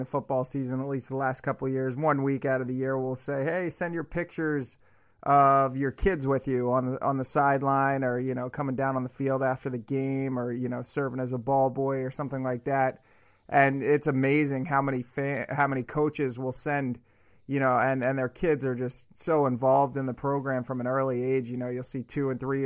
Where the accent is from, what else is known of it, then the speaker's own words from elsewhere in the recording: New England, United States; I'm from New England